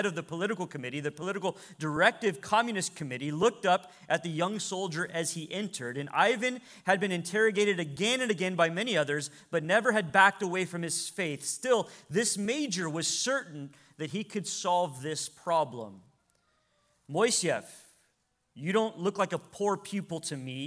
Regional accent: United States; as American believers

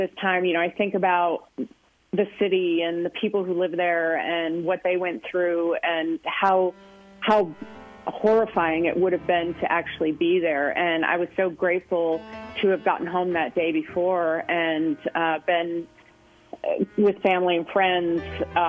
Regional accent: Western New York, United States; now in Tucson, United States; I grew up in Western New York, so New York City has always been kind of like a special place for me.

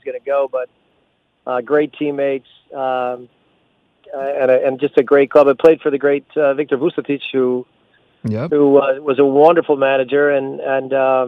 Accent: United States; as an American stepping onto the field representing a Mexican team

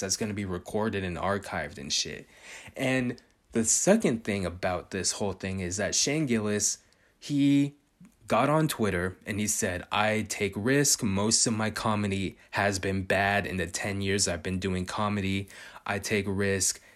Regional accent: California, United States; I was born and raised in California

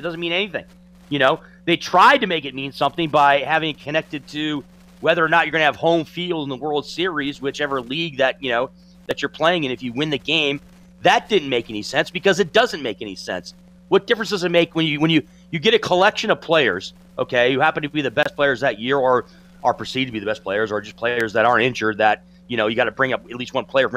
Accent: Michigan, United States; as a kid growing up in Michigan

